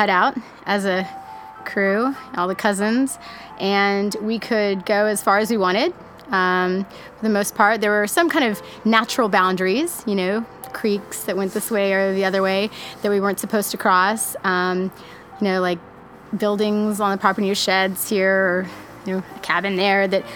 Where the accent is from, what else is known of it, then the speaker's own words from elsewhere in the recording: Austin, Texas, United States; I'm originally from Austin, Texas